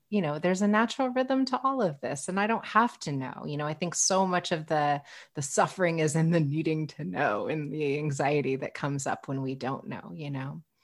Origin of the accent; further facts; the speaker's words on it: Midwest, United States; I grew up in the Midwest